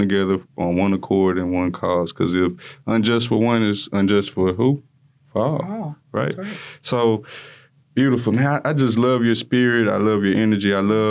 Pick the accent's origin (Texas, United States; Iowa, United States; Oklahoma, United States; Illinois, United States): Texas, United States; Houston; I grew up in Greens Point. I still have family in Greens Point.